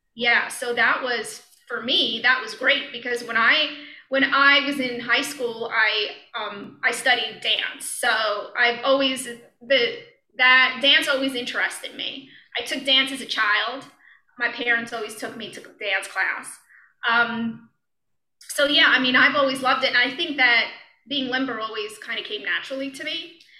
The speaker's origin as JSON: {"language": "English", "town": "New York City", "region": "New York", "country": "United States", "also_born_or_lived": "Cleveland, Ohio", "moved": "yes", "lives_now": "Ohio, United States", "said": "I'm from New York, Brooklyn, New York"}